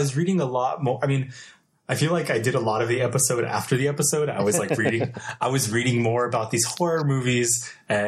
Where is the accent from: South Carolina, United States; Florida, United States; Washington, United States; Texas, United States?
Texas, United States; moved away; my hometown